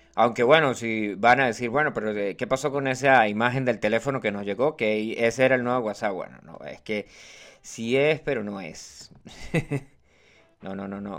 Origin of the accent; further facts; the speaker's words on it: Los Llanos, Venezuela; yo soy llanero. No soy llanero, llanero, 100% llanero